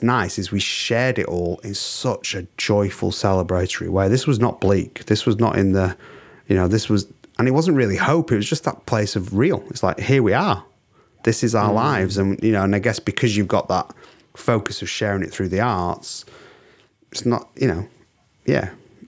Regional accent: England, United Kingdom; I'm English.

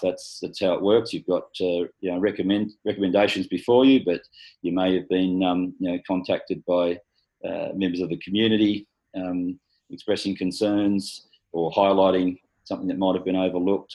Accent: Galston, New South Wales, Australia; also born or lived in Hornsby; I was born in Hornsby Hospital. I was schooled in Galston Primary, Galston High

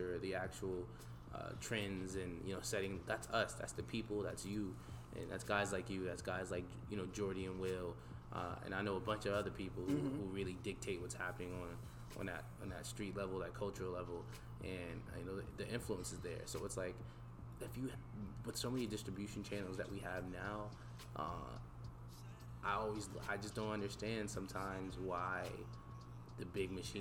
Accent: Voorhees, New Jersey, United States; also born or lived in Camden, New Jersey / Sicklerville, New Jersey; I'm from South Jersey, right across the bridge from Philly

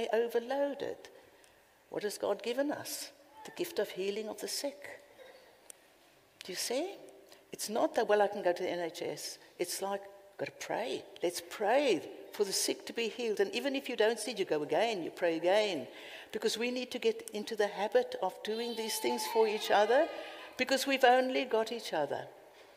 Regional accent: Cape Town, Western Cape, South Africa; accent: South African; now in United Kingdom

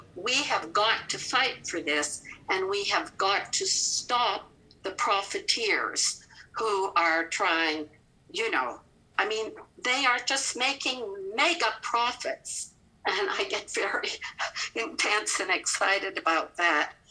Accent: Canada; accent: Canadian; now in Kentucky, United States; I've been in Kentucky since 1975, but you can hear my Canadian accent.

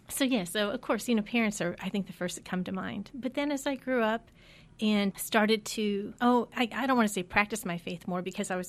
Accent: Midwest, United States; also born or lived in Pennsylvania / Michigan; I'm a Midwest girl. I grew up in Ohio, Pennsylvania, Michigan. My first job was in Indiana after graduation, and then on to St. Louis.

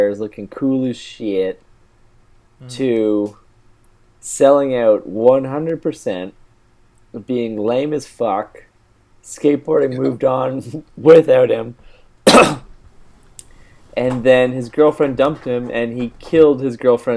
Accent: Canada; moved away as an adult; now in Dublin, Ireland; I'm Canadian

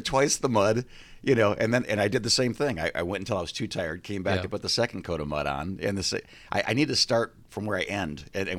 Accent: Midwest, United States; I'm from the Midwest.

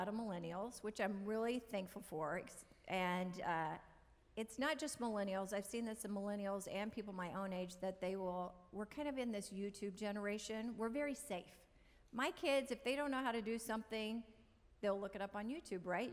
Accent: Oklahoma, United States; now in California, United States; I'm a girl from Oklahoma. So I never thought I would end up here in California

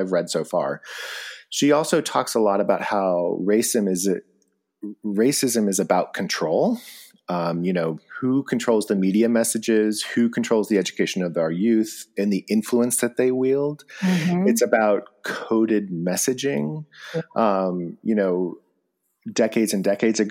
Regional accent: Bishop, California, United States; moved away; I grew up in Bishop

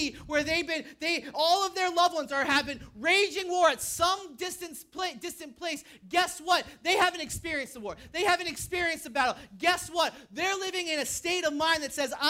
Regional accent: New Hampshire, United States; moved away; I'm from New Hampshire

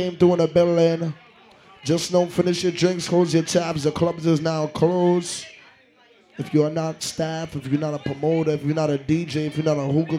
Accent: Jamaica; I'm not American. I represent an island called Jamaica.

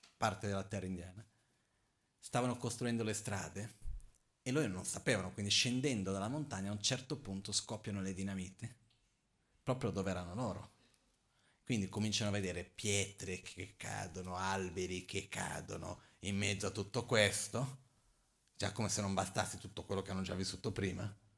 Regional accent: Brazil; Io son brasiliano

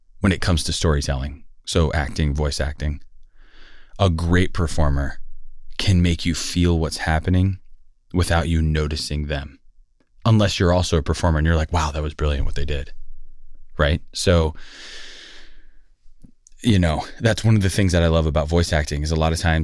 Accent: Los Angeles, California, United States; I grew up in Sylmar, California

